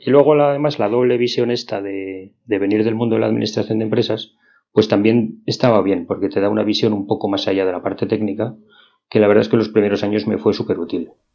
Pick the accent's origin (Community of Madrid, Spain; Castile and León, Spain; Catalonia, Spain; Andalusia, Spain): Community of Madrid, Spain; Madrid; yo soy de Madrid, como bien dice mi acento, aunque yo no lo noto, pero sí de aquí de Madrid. No tengo pueblo